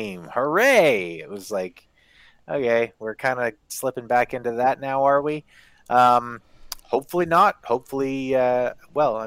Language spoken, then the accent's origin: English; Winnipeg, Manitoba, Canada; also born or lived in Saskatoon; I'm from Winnipeg. But I lived in Saskatoon for a year